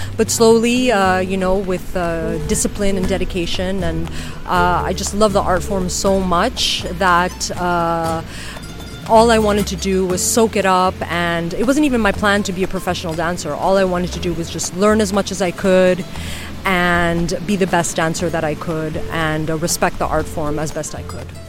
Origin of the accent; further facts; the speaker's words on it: New York City, New York, United States; moved away as an adult; also born or lived in Madrid, Spain; now in Ibiza, Spain; I was born and raised in New York City